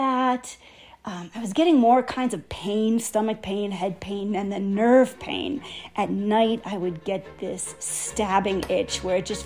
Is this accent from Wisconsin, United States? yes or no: yes; Wisconsin, United States; moved away as an adult; also born or lived in Los Angeles; I grew up in Wisconsin with a nice family